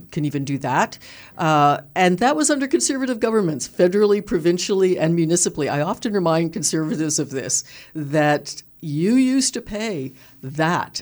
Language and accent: English; Toronto, Ontario, Canada; I grew up in Toronto, and you know, was on social assistance as a teenager